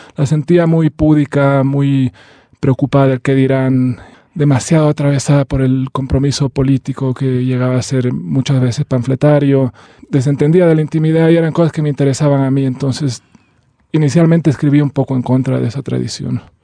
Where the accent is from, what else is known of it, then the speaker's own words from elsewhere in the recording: Bolivia; nosotros somos eh, árabes y también somos bolivianos